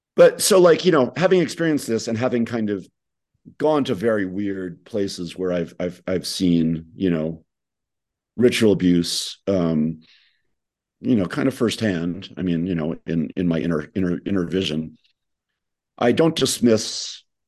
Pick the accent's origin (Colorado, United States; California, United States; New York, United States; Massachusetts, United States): New York, United States; I'm again from New York